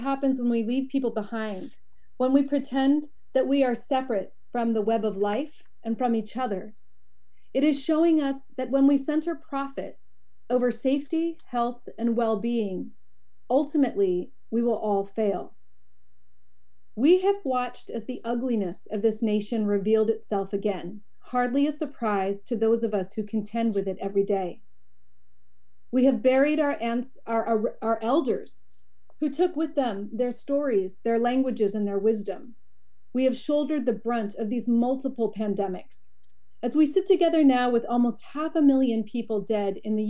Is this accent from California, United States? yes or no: yes; San Francisco, California, United States; now in Oakland, United States; I was born in Ramatishaloni land, where I work as a doctor at UCSF